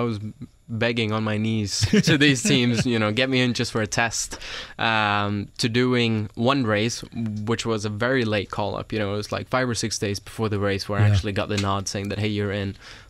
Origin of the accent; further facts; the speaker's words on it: Sweden; moved away as an adult; now in United States; I grew up in Europe, I'm from Sweden, and raced over there